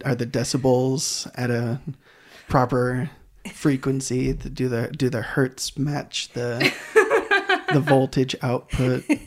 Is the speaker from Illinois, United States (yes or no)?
no; Grand Rapids, Michigan, United States; moved away as an adult; also born or lived in Idaho; I am from Grand Rapids, Michigan. I moved to uh, Idaho to do all of my schooling.